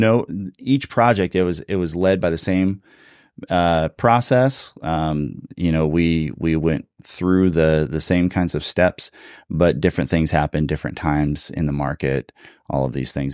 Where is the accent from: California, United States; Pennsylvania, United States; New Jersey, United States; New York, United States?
California, United States; also born or lived in Cincinnati, Ohio; now in Redding, United States; I'm originally a California boy